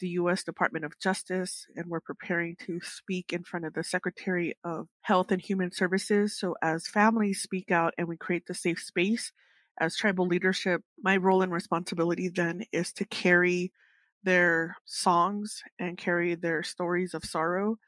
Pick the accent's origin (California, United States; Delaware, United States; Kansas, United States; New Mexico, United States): New Mexico, United States; Sheep Springs; I come from Sheep Springs here on the Navajo Nation